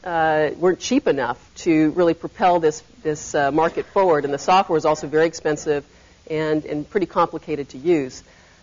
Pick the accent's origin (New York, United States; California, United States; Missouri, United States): California, United States; Berkeley; I was raised in the Bay Area. I grew up in Berkeley.